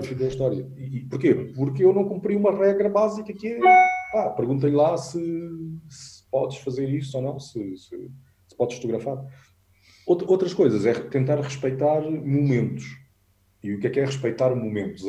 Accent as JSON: {"language": "Portuguese", "region": "Alentejo", "country": "Portugal", "said": "eu sou alentejano"}